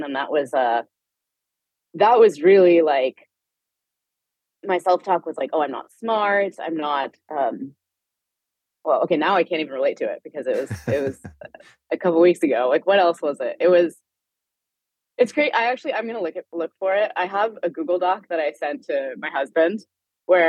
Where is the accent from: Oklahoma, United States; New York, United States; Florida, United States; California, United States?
California, United States; Palo Alto; I grew up in Palo Alto, which is like, it's where Stanford University is.